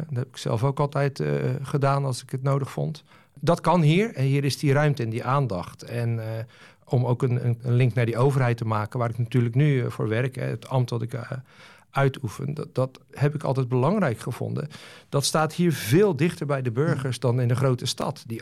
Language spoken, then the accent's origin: Dutch; Renesse, Zeeland, Netherlands; Het dorp Renesse uit de jaren 70, 80 en 90, eh, dat ik daar nog rondhobbelde, is natuurlijk eh, volledig anders